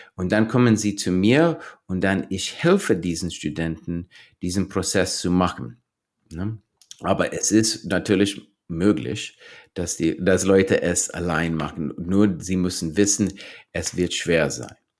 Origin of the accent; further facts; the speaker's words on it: New Mexico, United States; German is a second language; moved away; ich bin zum Beispiel in New Mexico aufgewachsen